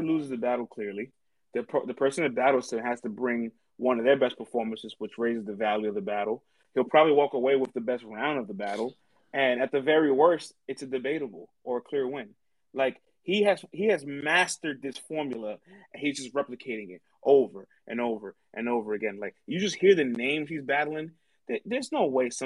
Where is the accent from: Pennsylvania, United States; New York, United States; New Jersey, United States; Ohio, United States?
New York, United States; I'm from New York